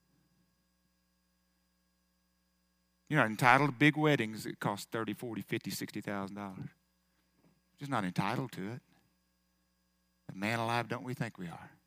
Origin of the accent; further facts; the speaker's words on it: United States; I was born in America